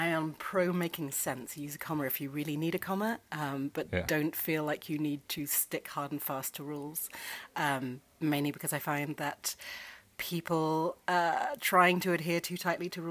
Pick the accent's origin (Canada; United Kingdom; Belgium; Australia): United Kingdom; England; moved away as an adult; now in United States; I grew up in England at a time where grammar was thought to be just inherent